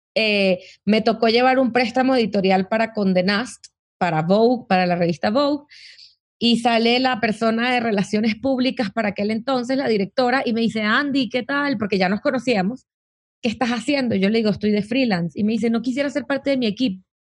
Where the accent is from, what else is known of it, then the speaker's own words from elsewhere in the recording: Caracas, Capital District, Venezuela; moved away as an adult; now in Mexico; nací en Caracas, Venezuela, eh, hace unos cuantos años. Eh, en Venezuela siempre fui como la niña movida